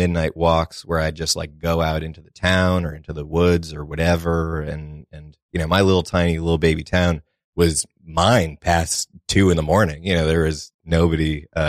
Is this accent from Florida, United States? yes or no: no; Massachusetts, United States; I'm from Massachusetts originally, an area called known as like the little five college area, a lot of colleges around it. It's, you know, it's a nice little spot, very woodsy, you know. Grew up in the middle of a big, like, 100-acre woods